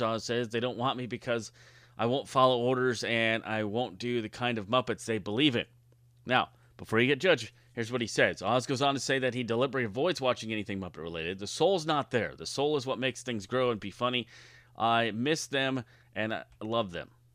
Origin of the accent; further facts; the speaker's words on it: Southern California, United States; growing up in Southern California.